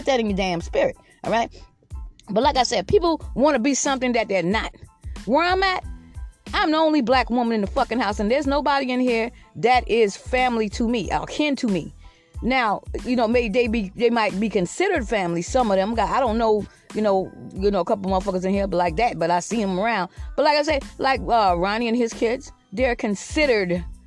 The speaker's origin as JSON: {"language": "English", "town": "Georgetown", "region": "South Carolina", "country": "United States", "also_born_or_lived": "Lexington County, South Carolina", "moved": "as an adult", "lives_now": "Red Bank, United States", "said": "I'm from Georgetown, South Carolina, but I have lived here for like 29 years"}